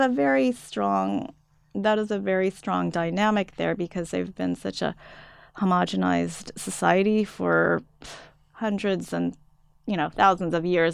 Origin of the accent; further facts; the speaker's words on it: United States; also born or lived in Japan; I'm from the U, United States